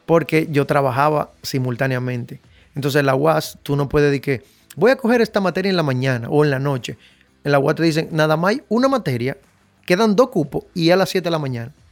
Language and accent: Spanish; Dominican Republic; Yo me crié en Invivienda por la Chale de Gol